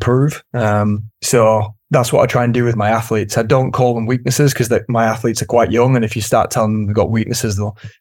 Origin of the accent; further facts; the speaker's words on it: United Kingdom; As a Brit